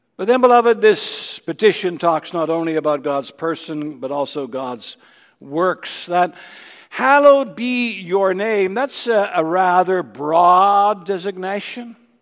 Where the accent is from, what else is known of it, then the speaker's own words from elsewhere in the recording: Ontario, Canada; growing up in Ontario